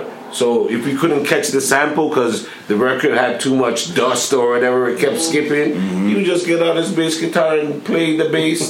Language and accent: English; Toronto, Ontario, Canada; When you met us, we said we're from Fleming.